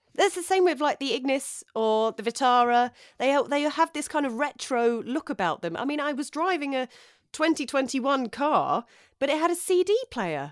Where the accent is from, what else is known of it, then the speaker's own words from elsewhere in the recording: London, United Kingdom; moved away as an adult; now in West Sussex, United Kingdom; I grew up in North London. Um, I grew up in Edmonton, North